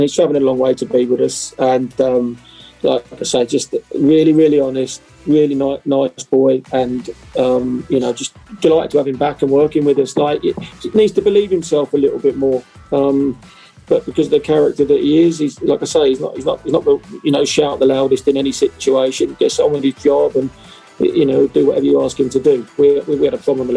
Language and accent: English; England, United Kingdom; being an Englishman